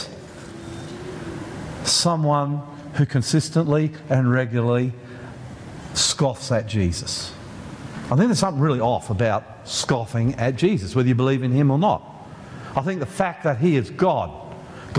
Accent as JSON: {"language": "English", "country": "Australia", "said": "we're Australian"}